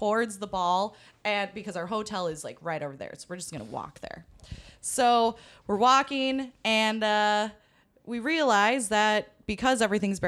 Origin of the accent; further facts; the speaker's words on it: Minnesota, United States; We're here from Minnesota